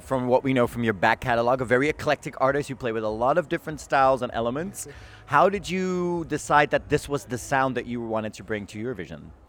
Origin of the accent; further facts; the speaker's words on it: Amsterdam, North Holland, Netherlands; I was born and raised in Amsterdam